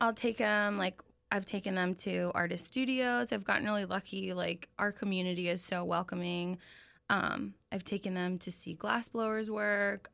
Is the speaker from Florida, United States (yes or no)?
yes; Ocala, Florida, United States; I was born in Ocala. My parents moved